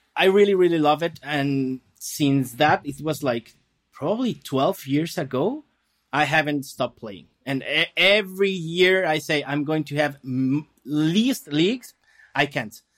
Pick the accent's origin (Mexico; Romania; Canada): Mexico; Guadalajara, Jalisco; now in Mexicali, Mexico; I'm from Guadalajara. That's, like, center of, of the country.